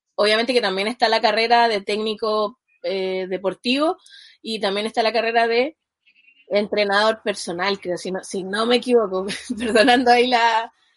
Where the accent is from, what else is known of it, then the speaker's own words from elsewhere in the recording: Chile; yo soy de Chile